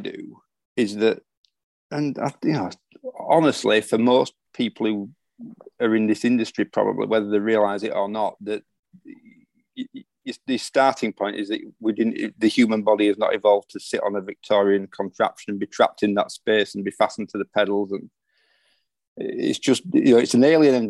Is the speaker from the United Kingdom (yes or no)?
yes; Yorkshire and the Humber, United Kingdom; being a Yorkshireman